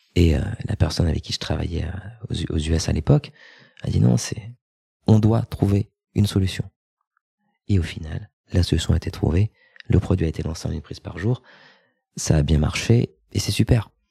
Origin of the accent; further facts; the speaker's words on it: France; moved away as an adult; also born or lived in United States; mon pays d'origine, donc la France.